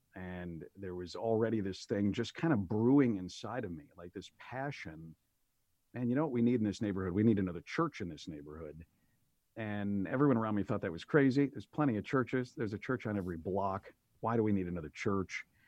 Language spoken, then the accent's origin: English; Aurora, Illinois, United States; moved away as an adult; also born or lived in Oak Park; moved back to my hometown of Aurora to be by family